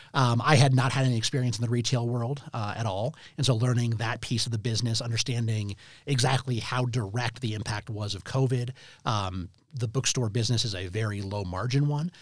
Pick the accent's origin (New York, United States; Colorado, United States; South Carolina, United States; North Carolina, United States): Colorado, United States; Denver; Very proud of being a native Denver, uh, student